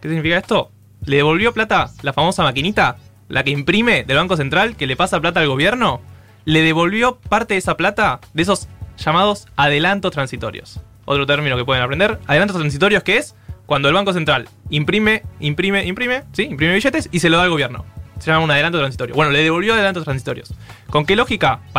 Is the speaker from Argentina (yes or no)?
yes; Buenos Aires, Argentina; Somos todos porteños